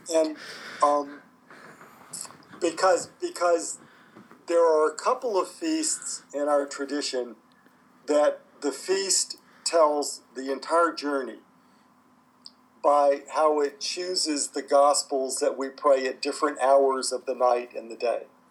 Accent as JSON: {"language": "English", "country": "United States", "tie": "born or raised there", "said": "where I grew up in the United States"}